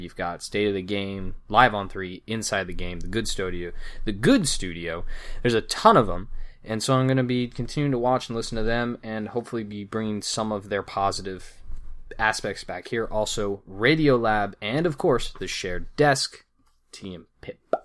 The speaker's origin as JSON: {"language": "English", "region": "Arizona", "country": "United States", "said": "I'm from Arizona"}